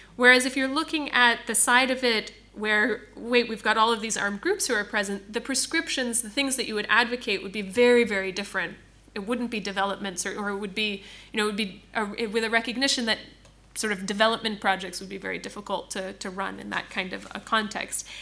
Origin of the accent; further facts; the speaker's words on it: United States; I'm coming from the United States